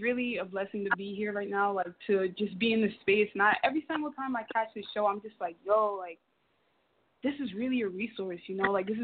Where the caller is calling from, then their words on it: New Jersey, United States; I'm calling from New Jersey.